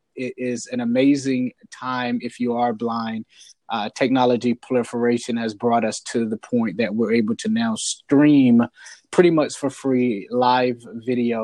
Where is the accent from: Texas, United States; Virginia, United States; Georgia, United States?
Virginia, United States; Portsmouth; I grew up in Portsmouth, Virginia